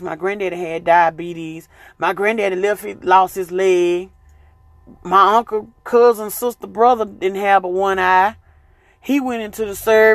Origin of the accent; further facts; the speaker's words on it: the South, United States; I'm from the South